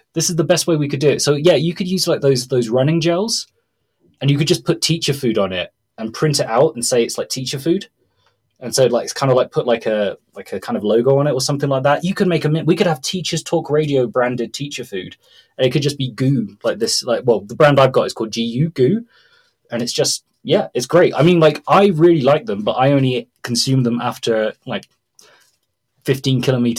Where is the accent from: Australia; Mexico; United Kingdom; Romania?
Mexico; And Mexicans value breakfast as much as the English. So you would have, it's not like a case in Brazil where you'd have a piece of bread or that's it.